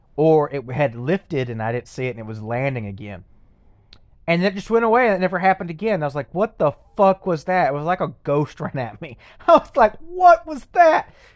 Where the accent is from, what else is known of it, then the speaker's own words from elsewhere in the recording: Lexington, Texas, United States; Lexington, my hometown